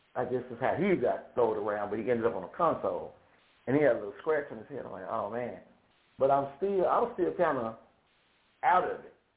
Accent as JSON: {"language": "English", "town": "Shreveport", "region": "Louisiana", "country": "United States", "said": "I am from Shreveport, Louisiana"}